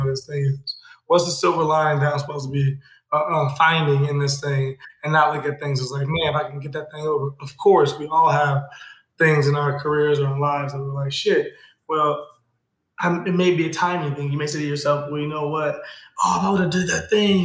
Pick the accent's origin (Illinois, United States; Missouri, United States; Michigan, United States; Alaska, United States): Illinois, United States; Chicago; I'm from K-Town, I'm from the West Side